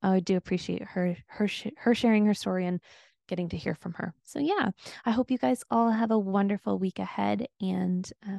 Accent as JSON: {"language": "English", "country": "Canada", "said": "As you can tell, I'm from Canada, so I'm sorry for the A's that get thrown in there."}